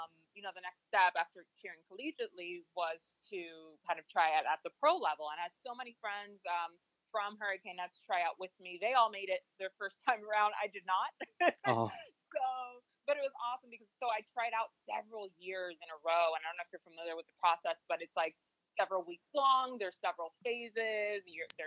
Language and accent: English; Dominican Republic; my Hispanic roots. I'm from the Dominican Republic.